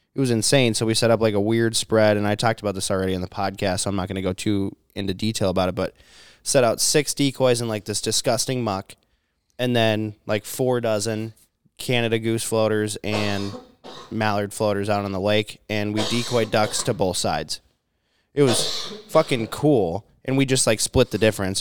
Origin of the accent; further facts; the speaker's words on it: Minnesota, United States; I'm Minnesotan